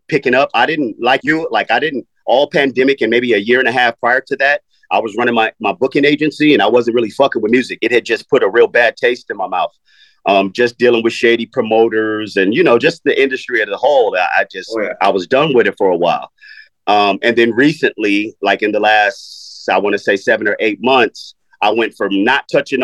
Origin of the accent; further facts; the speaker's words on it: Los Angeles, California, United States; also born or lived in Tennessee; I was born in Tennessee, but my parents moved me to Los Angeles when I was 4 years old. So I'm a West Coaster